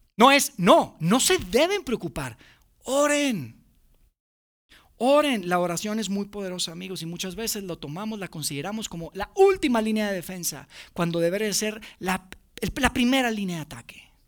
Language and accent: Spanish; Monterrey, Nuevo León, Mexico; now in Mexico City, Mexico; Mi familia y yo somos de Monterrey, somos los únicos que vivimos fuera